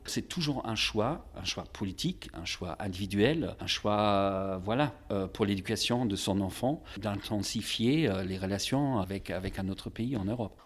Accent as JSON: {"language": "French", "town": "Magdeburg", "region": "Saxony-Anhalt", "country": "Germany", "tie": "born or raised there", "said": "dans ma ville natale à Magdebourg"}